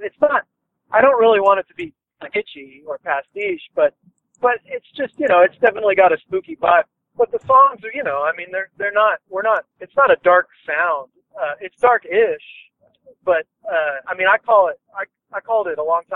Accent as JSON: {"language": "English", "town": "Taylor", "region": "Texas", "country": "United States", "tie": "born or raised there", "said": "our hometown of Taylor"}